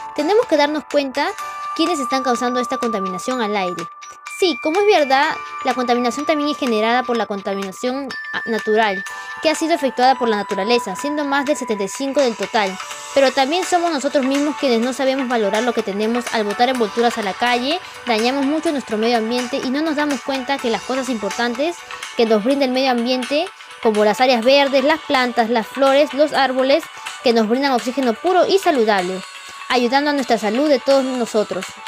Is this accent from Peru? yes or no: yes; Peru; todos como hermanos peruanos